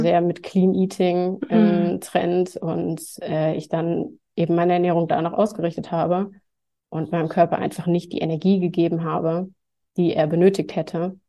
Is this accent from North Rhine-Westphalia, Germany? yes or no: yes; near Cologne, North Rhine-Westphalia, Germany; moved away; ich komme ursprünglich aus der Nähe von Köln